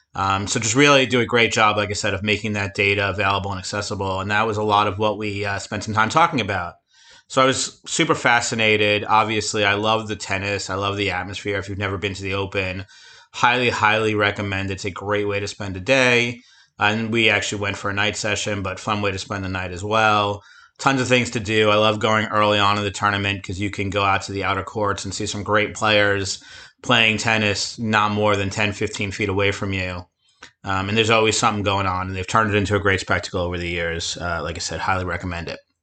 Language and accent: English; near Flushing, Queens, New York, United States; Flushing, Queens, not too far from my hometown